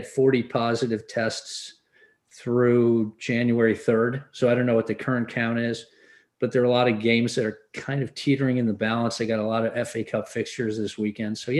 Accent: England, United Kingdom; now in United States; I grew up in England in the 70s.

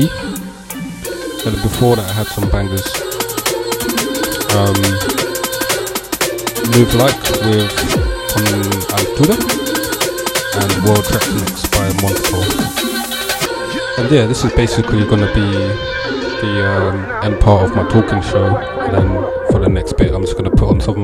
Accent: London, United Kingdom; I'm from Walthamstow

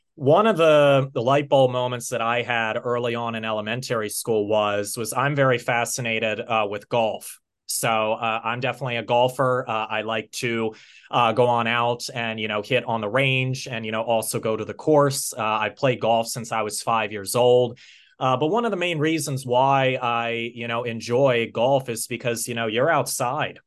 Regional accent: United States; also born or lived in Pennsylvania; I'm from the United States of America, and I'm based in, uh, Pennsylvania.

